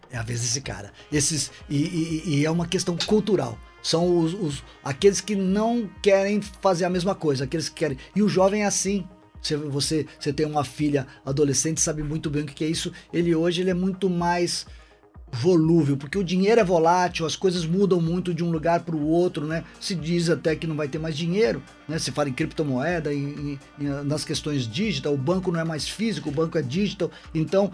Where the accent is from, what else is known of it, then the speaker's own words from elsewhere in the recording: São Paulo, Brazil; now in Governador Valadares, Brazil; Eu, eu sou paulistano de nascimento